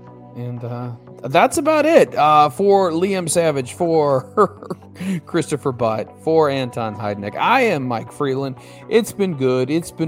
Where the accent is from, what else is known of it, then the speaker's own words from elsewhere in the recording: Philippines; from the Philippines.